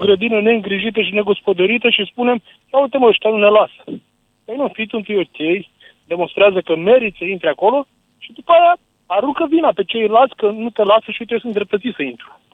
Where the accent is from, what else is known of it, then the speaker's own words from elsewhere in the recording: Constanța, Constanța County, Romania; Eu sunt și o șofer din camio- de camion, sunt din Constanța